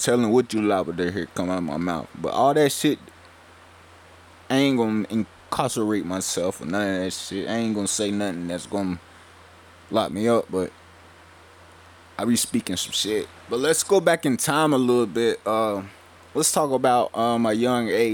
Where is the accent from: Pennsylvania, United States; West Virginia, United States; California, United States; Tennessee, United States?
West Virginia, United States; Welch; we come from Welch, West Virginia, a small town in the mountains.